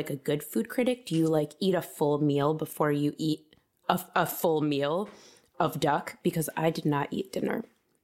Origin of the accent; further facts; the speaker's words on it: Connecticut, United States; moved away; I grew up in Connecticut